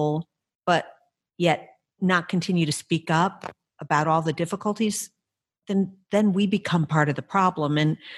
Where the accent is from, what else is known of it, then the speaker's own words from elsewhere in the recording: Evanston, Illinois, United States; moved away; We grew up in Evanston. We've all gone away from Evanston. We've all come back.